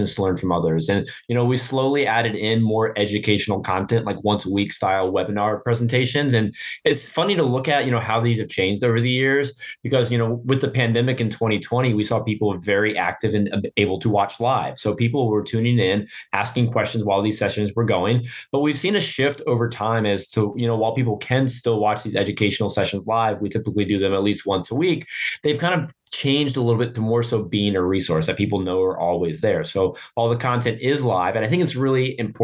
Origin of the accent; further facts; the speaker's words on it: Norfolk, Virginia, United States; my hometown of Norfolk, Virginia